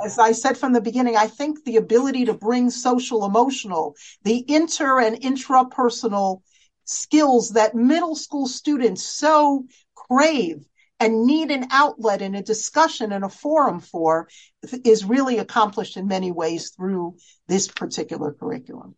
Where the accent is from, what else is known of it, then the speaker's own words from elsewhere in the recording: United States; as American girls